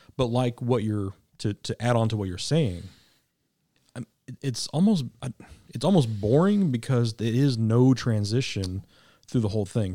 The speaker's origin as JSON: {"language": "English", "town": "Kansas City", "region": "Missouri", "country": "United States", "tie": "born or raised there", "moved": "yes", "lives_now": "Arkansas, United States", "said": "I was raised in K C, so I'm still a Kansas Citian"}